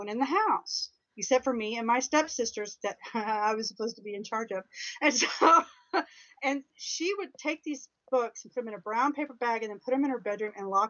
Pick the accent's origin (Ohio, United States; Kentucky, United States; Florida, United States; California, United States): Kentucky, United States; I'm from Kentucky